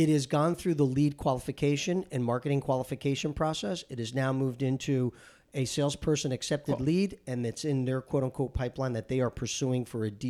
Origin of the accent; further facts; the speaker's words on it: Paterson, New Jersey, United States; I grew up in New Jersey. Okay. I grew up in Paterson, New Jersey, very proud of it, blue collar town.